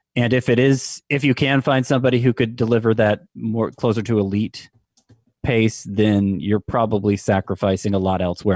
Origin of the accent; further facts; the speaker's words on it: Georgia, United States; now in South Florida, United States; I grew up in Georgia